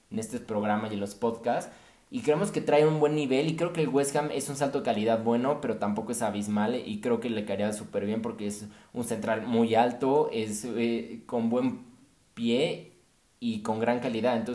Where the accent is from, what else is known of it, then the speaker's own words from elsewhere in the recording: Mexico; yo creo que a todos como mexicanos nos encantaría ver a nuestro